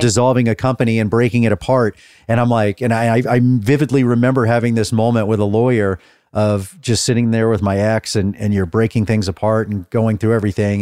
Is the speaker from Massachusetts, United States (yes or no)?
no; Dallas, Texas, United States; moved away; I grew up in Dallas.